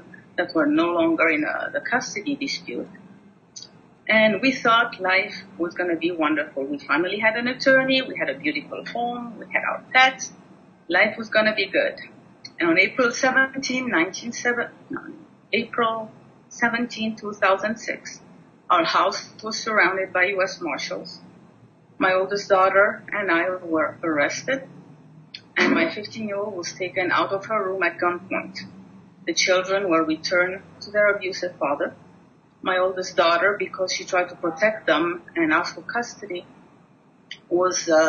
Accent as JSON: {"language": "English", "country": "Switzerland", "tie": "born or raised there", "moved": "yes", "said": "I was born and raised in Switzerland"}